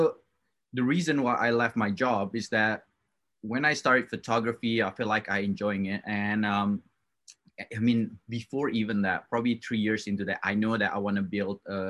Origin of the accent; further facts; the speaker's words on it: Java, Indonesia; moved away; I was born in Indonesia, and I raised up in that culture